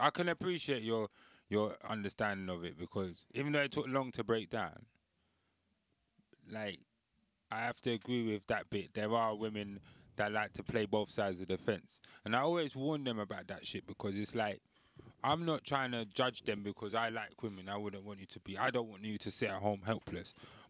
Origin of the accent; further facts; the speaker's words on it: Belfast, Northern Ireland, United Kingdom; Because I'm from Belfast.